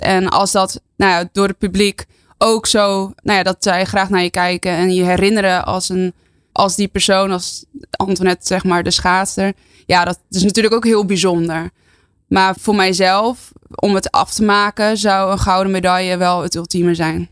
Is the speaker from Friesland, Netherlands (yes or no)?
yes; near Heerenveen, Friesland, Netherlands; mijn hele familie woont daar en kom er ook vandaan. Dus geen import, maar ja, gewoon puur Fries.